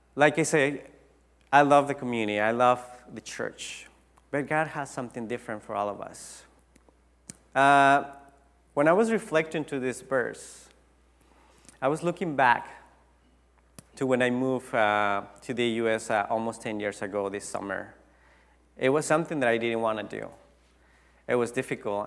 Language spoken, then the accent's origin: English; Tijuana, Baja California, Mexico; English is a second language; moved away as an adult; now in United States; I went back to my hometown in Tijuana